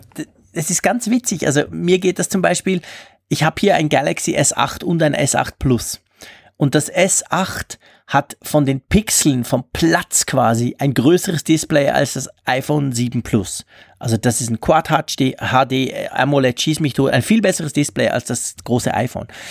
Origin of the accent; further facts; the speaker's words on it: Switzerland; bei uns in der Schweiz